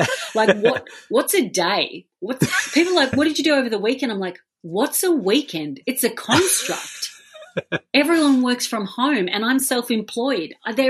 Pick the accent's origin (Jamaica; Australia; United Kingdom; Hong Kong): Australia; Being Australian, we take culture from both of those